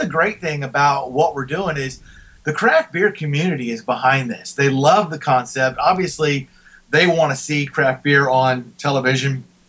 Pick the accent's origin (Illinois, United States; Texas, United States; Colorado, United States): Texas, United States; Houston; Carbach, which is in my hometown of Houston